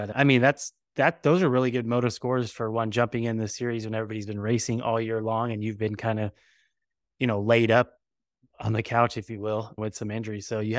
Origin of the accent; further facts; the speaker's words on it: California, United States; You know, we're from California, so it's pretty far away.